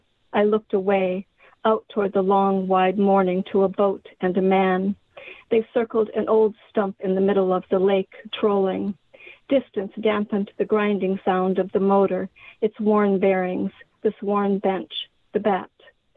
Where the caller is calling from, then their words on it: The Dalles, Oregon, United States; I'm calling from the Dalles, Oregon. It's about an hour and a half east of Portland.